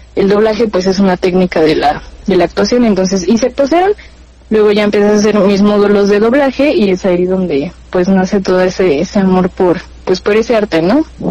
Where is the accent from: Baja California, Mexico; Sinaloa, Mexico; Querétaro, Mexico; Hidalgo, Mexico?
Hidalgo, Mexico; Pachuca; tengo 21 años, y soy de Pachuca Hidalgo